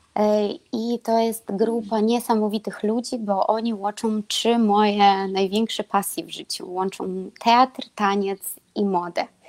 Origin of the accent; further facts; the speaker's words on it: Belarus; Polish is a second language; moved away as an adult; also born or lived in Lublin, Poland; now in Kraków, Poland; jestem z Białorusi